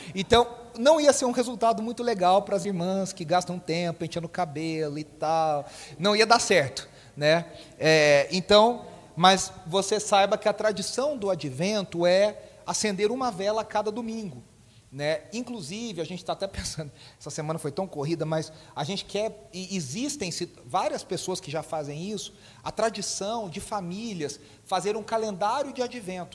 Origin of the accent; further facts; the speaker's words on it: Poços de Caldas, Minas Gerais, Brazil; a gente, quando era criança lá em Poça, a nossa igreja, a igreja metodista em Poça de Caldas